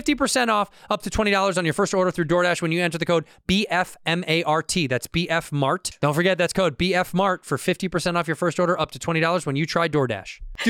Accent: Chicago, Illinois, United States; I'm from Chicago.

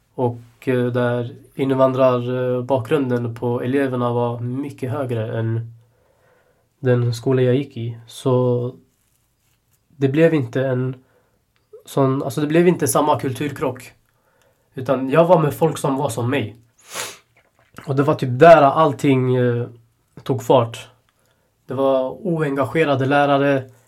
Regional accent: Sweden; Jag är ändå född i Sverige

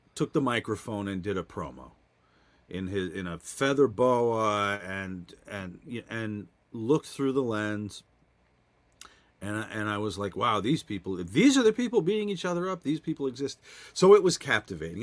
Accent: New Jersey, United States; I grew up in New Jersey

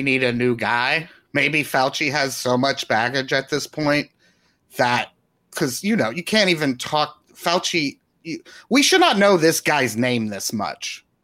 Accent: the South, United States; I'm old and from the South

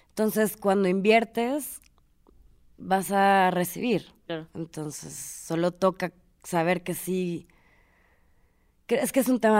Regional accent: Mexico; voy a hablar de México porque soy mexicana

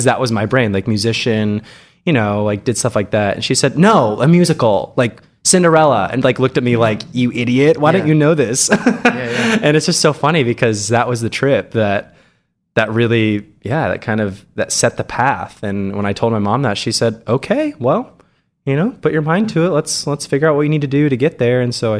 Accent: Hays, Kansas, United States; I grew up in Western Kansas, Hayes, Kansas, for any of you out there who know where it is. It's like halfway between Kansas City and Denver on I-70. Very small town.

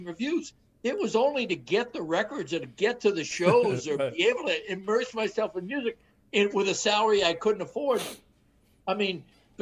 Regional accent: Boston, Massachusetts, United States; moved away; I grew up in Boston

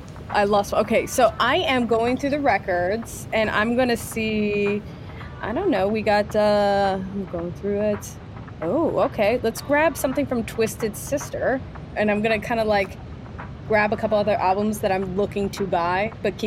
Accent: San Diego, California, United States; I'm from San Diego.

